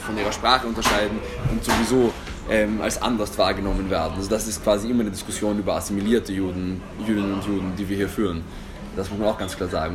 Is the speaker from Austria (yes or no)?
yes; Austria; ich fühle mich als Österreicher